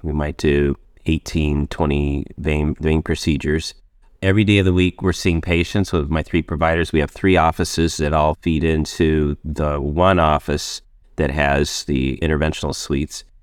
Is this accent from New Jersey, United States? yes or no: no; northeastern Arizona, United States; moved away as an adult; also born or lived in Indiana / Minneapolis / Miami; I grew up in Indiana, and age five, moved to Arizona, where I lived in northeastern Arizona, just off the Navajo Indian Reservation